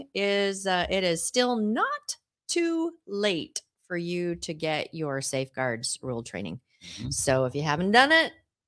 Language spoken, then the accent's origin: English; Seattle, Washington, United States; Danny and I grew up in Seattle, so it's like water doesn't melt to us.